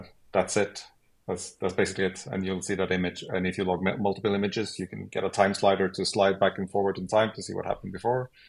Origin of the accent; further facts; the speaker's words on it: Sweden; I'm from Sweden.